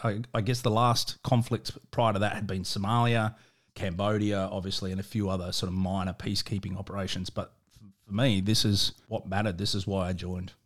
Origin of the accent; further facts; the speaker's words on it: South Australia, Australia; also born or lived in Victoria; although I was born in, in Victoria, I consider myself a proud South Australian and, uh, and I grew up in South Australia